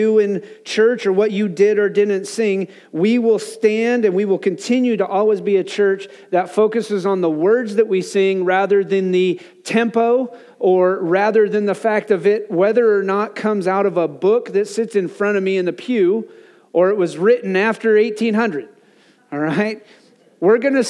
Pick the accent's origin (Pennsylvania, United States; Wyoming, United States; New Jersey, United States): Wyoming, United States; moved away; growing up in Wyoming